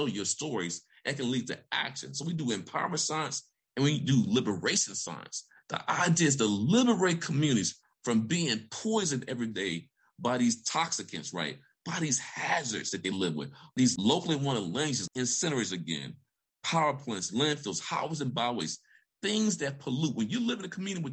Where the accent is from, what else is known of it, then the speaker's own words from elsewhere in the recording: Vicksburg, Mississippi, United States; moved away as an adult; also born or lived in Alabama; I grew up in Vicksburg, Mississippi